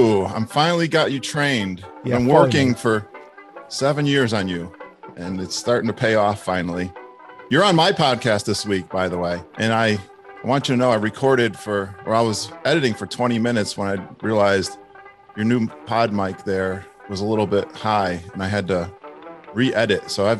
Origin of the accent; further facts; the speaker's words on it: Connecticut, United States; I'm from Connecticut